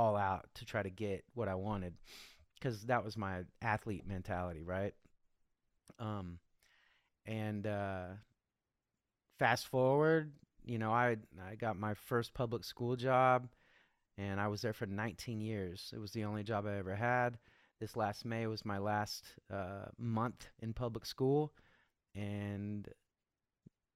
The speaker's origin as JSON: {"language": "English", "region": "Kansas", "country": "United States", "tie": "born or raised there", "said": "I grew up in the Midwest in Kansas."}